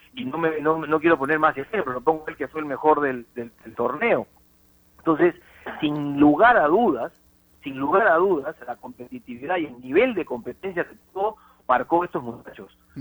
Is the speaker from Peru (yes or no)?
yes; Peru; uno peruano